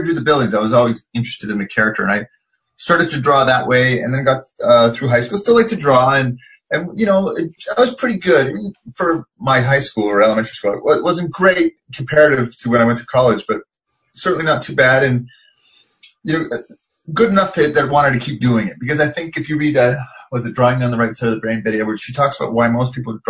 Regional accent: Richmond, British Columbia, Canada; moved away as an adult; also born or lived in Montreal; I grew up in Canada, and this was Vancouver, suburb of Vancouver called Richmond at the time.

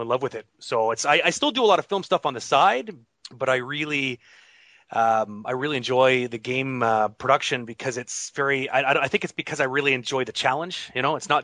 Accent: Toronto, Ontario, Canada; Toronto has always been my hometown. I grew up just outside of Toronto.

